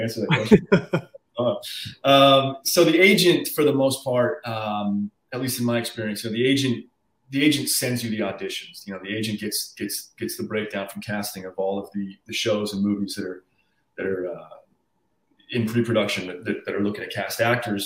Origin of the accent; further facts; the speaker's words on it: Arizona, United States; moved away as an adult; now in Los Angeles, United States; I was born in Arizona. Um, I lived there till I was 18 through high school